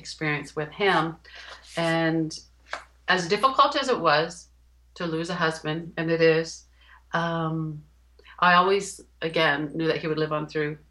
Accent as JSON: {"language": "English", "town": "Hamilton", "region": "Ontario", "country": "Canada", "tie": "born or raised there", "moved": "as an adult", "said": "we moved back to my hometown, which is Hamilton, Ontario."}